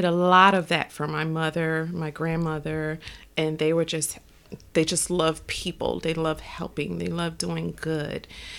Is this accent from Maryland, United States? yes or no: yes; Baltimore, Maryland, United States; also born or lived in New Jersey; I was in New Jersey. I'm from Baltimore. I was in New Jersey in this relationship about 7 years.